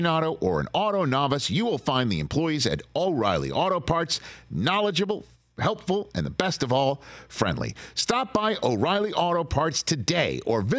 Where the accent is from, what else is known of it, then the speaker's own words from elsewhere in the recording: New York City, New York, United States; I'm from Staten Island, New York